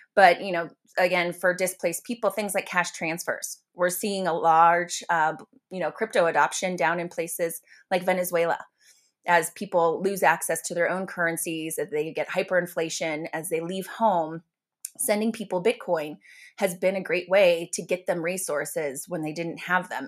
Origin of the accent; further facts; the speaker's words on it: United States; I'm an American